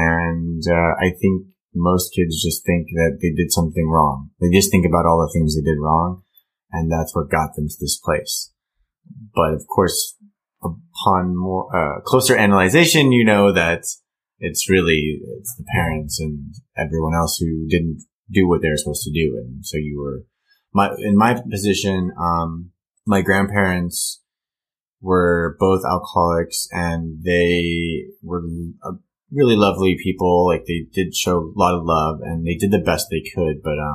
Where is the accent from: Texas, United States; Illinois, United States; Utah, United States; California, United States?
California, United States; A little mix of Newport, Costa Mesa.